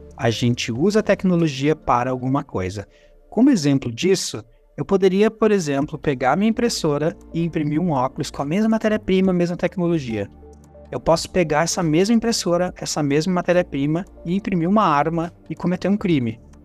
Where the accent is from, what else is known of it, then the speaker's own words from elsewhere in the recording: Gaúcho, Rio Grande do Sul, Brazil; como bom gaúcho, a gente fazia churrasco